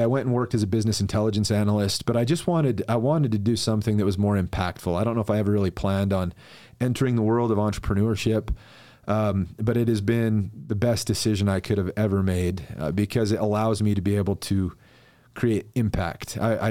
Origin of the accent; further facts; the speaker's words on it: Mapleton, Utah, United States; Dude, I'm originally from Mapleton, okay. Utah, and I love it there.